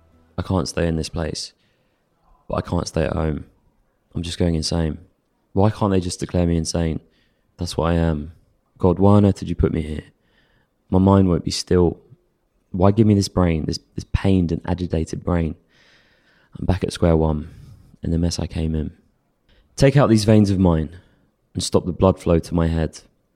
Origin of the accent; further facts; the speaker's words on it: Stanmore, London, United Kingdom; Yeah, I grew up in Stanmore, grew up mum, dad, older brother.